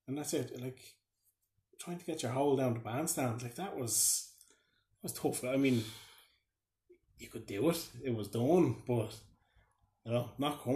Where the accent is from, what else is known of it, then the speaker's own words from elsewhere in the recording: Ireland; growing up in Barrett Road